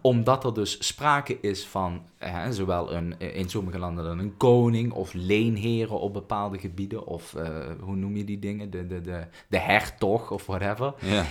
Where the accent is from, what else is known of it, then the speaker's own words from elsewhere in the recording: Netherlands; ik ben gewoon een Nederlander